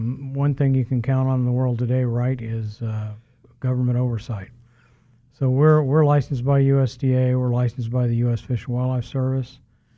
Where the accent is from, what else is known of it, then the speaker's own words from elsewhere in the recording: Wichita, Kansas, United States; also born or lived in Norton / El Dorado / Colorado / California; I'm originally from Wichita.